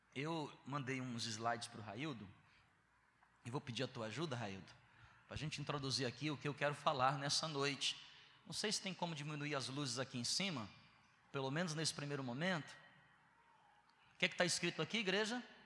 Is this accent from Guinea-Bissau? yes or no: no; Northeast Region, Brazil; also born or lived in Southeast Brazil; eu sou nordestino